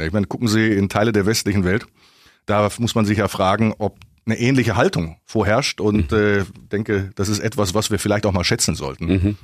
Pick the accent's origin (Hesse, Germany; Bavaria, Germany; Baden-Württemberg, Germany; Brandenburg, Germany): Bavaria, Germany; Augsburg; also born or lived in Düsseldorf / Lower Rhine, North Rhine-Westphalia; Düsseldorf geboren, Kindheit am linken Niederrhein und seit dem zehnten Lebensjahr in Augsburg